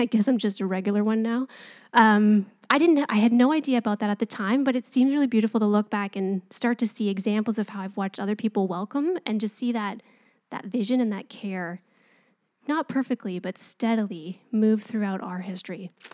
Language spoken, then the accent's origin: English; Canada; we're Canadian and we're polite